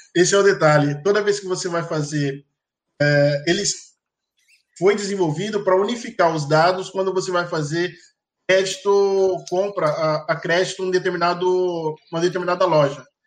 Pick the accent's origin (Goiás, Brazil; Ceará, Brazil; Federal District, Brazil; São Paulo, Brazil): São Paulo, Brazil; now in Rio de Janeiro, Brazil; Eu sou de São Paulo, tirei meus documentos de São Paulo